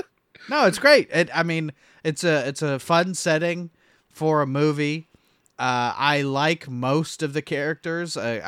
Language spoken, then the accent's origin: English; Ireland; I am Irish.